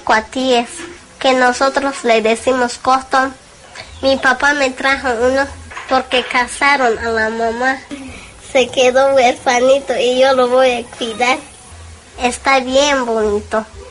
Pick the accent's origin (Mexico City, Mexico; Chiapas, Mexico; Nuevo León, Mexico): Chiapas, Mexico; Tseltal; vivo en Huaquitapec, Chiapas y soy celtal